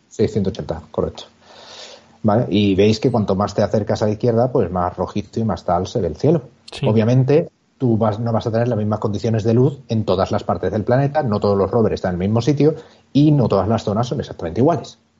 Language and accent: Spanish; Cádiz, Andalusia, Spain; mi tierra, allí, en Cádiz